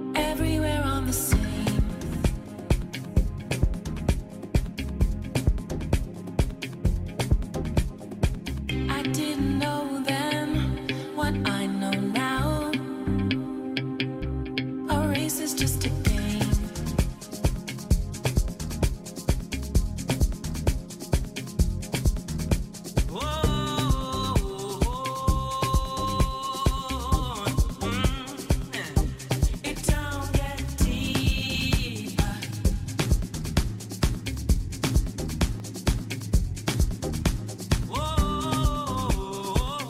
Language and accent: English; Cape Verde; now in Manchester, United Kingdom; I'm from Cape Verde. I live in UK, Manchester.